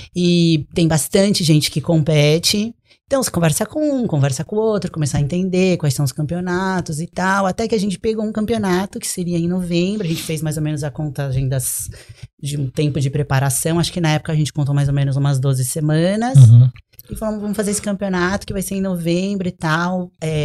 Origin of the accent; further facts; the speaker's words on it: Brazil; now in United States; eu sou do Brasil, moro aqui